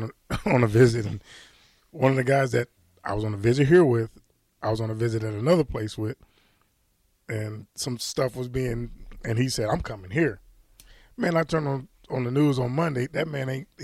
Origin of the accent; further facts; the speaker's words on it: St. Louis, Missouri, United States; moved away as an adult; also born or lived in Dodge City, Kansas / Lincoln, Nebraska; I'm from St. Louis, and I went to Dodge City